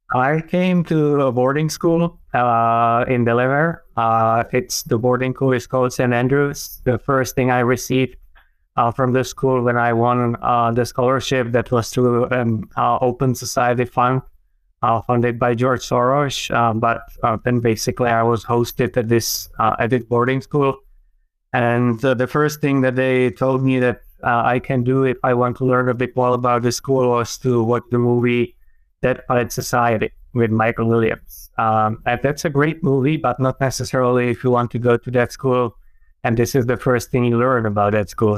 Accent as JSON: {"language": "English", "country": "Czechia", "tie": "born or raised there", "said": "I grew up in the middle of uh, Czech Republic. Well, back then, when I was young, was still Czechoslovakia."}